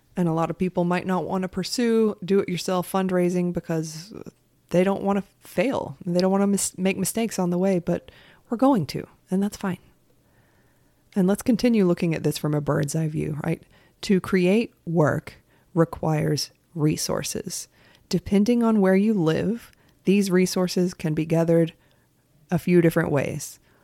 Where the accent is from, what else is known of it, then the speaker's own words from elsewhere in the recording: United States; as an American, I have a very American perspective